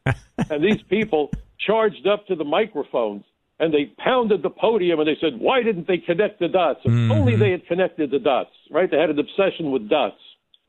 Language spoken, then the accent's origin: English; New York City, New York, United States; And I'm a New Yorker. I'm a Brooklyn kid. I grew up learning how to defend myself in schoolyard fist fights and so forth.